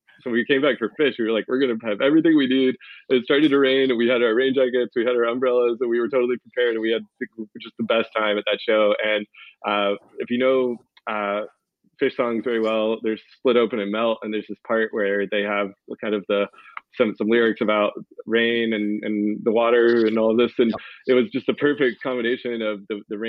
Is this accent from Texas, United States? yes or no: no; North Carolina, United States; I grew up in North Carolina, so a lot of my stories are East Coast based